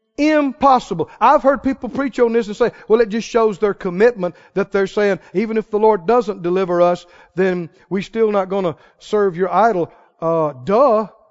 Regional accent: Mississippi, United States; I'm from Mississippi

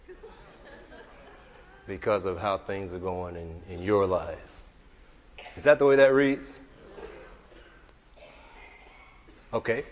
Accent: the Ozarks, United States; we're from the Ozarks

